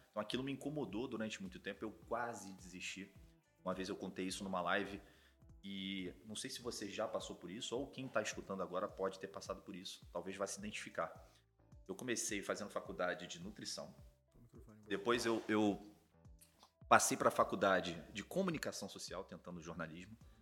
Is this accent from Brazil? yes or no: yes; Rio de Janeiro, Brazil; na Tijuca, onde eu nasci aqui no Rio de Janeiro